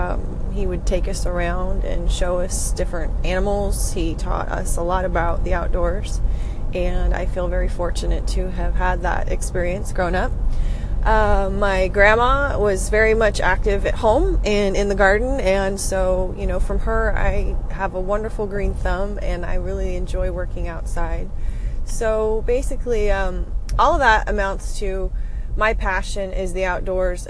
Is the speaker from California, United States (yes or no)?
yes; Sacramento Valley, California, United States; I grew up in the Sacramento Valley, California